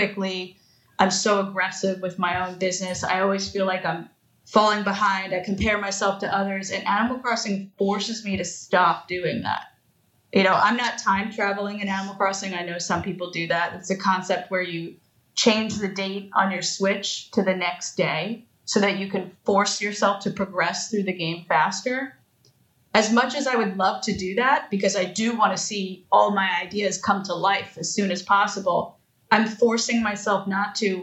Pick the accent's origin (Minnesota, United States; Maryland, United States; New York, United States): New York, United States; Long Island; I grew up on Long Island